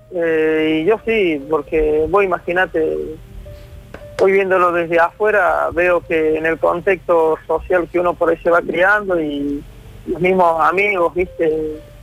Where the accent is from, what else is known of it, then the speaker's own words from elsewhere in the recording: Córdoba, Argentina; el barrio donde yo me crié, en Villa La Tela